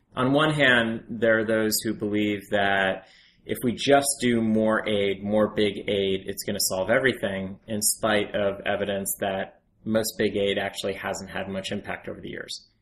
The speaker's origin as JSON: {"language": "English", "town": "Ridgefield", "region": "Connecticut", "country": "United States", "tie": "born or raised there", "also_born_or_lived": "Rwanda", "moved": "as an adult", "said": "I was a nerdy teenager growing up in Ridgefield, Connecticut"}